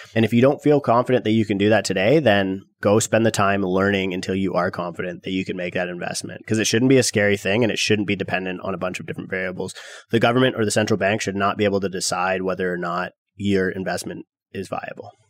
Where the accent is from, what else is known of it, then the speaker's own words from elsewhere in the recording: Canada; millennial Canadian real estate investors